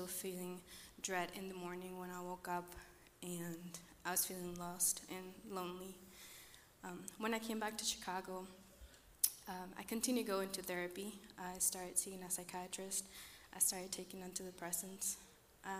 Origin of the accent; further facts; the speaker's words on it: Costa Rica; moved away; I'm from Costa Rica.